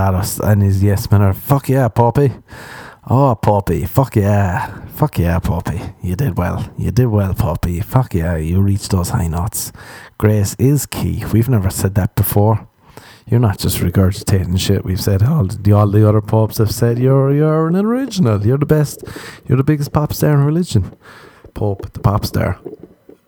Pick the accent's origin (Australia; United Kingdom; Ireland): Ireland; moved away as an adult; now in Los Angeles, United States; growing up in Ireland